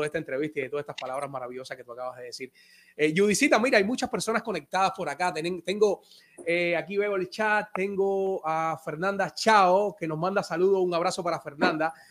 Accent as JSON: {"language": "Spanish", "country": "Cuba", "moved": "as an adult", "said": "fui actor de Teatro de la Villa hasta mis últimos días en Cuba"}